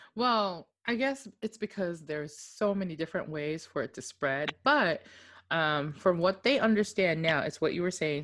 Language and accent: English; Okinawa, Japan; moved away; I was born and raised in Oki